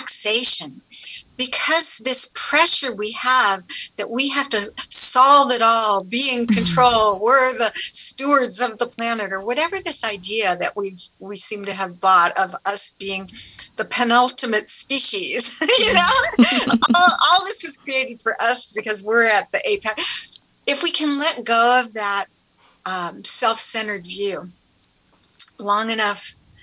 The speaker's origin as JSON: {"language": "English", "region": "Southern California", "country": "United States", "tie": "born or raised there", "said": "I grew up in Southern California by the ocean"}